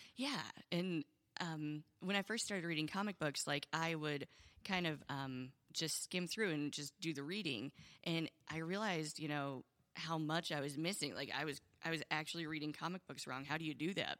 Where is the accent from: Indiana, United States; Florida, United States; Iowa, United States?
Indiana, United States; also born or lived in Oberlin, Ohio; I moved to Indiana when I was seven